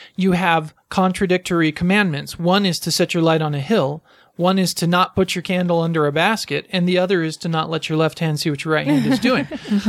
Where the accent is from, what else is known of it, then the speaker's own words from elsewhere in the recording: United States; I'm American too.